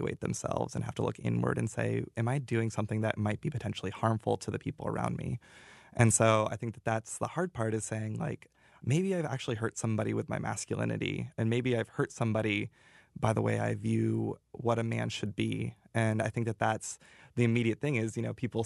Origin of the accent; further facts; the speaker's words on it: Montana, United States; now in Iowa, United States; I grew up in Montana, so big cowboy